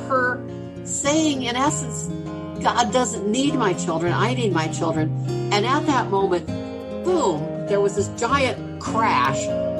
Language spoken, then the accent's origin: English; West Liberty, Ohio, United States; So every generation of Abram's descendants, most of them grew up on this land, including me.